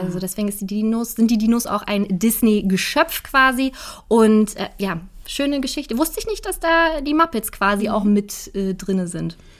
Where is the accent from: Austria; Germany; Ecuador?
Germany; Berlin; als Berliner